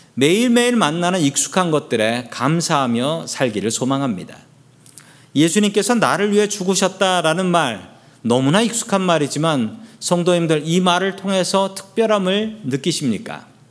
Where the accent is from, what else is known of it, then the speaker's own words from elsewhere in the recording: Seoul, South Korea; now in United States; 서울 봉천동에서 자랐습니다. 태어난 곳은 거긴 아닌데 서울 봉천동에서 자랐는데